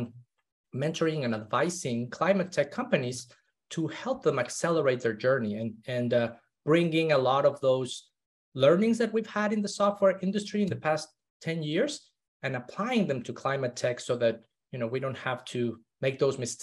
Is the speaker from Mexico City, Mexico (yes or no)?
yes; Mexico City, Mexico; I grew up in Mexico City. One of the most polluted cities in the world.